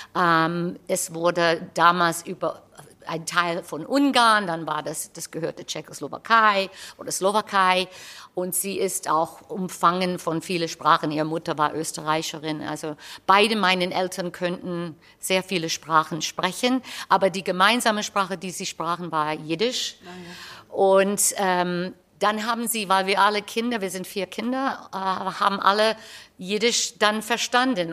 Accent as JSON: {"language": "German", "country": "United States", "accent": "American", "second_language": "German", "moved": "yes", "said": "ich habe einen amerikanischen Akzent, wenn ich Deutsch spreche"}